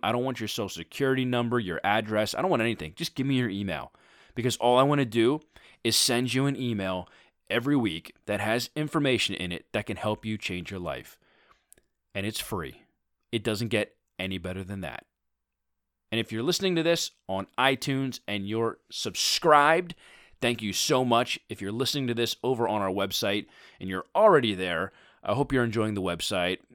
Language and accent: English; Philadelphia, Pennsylvania, United States; my hometown team, the Philadelphia Eagles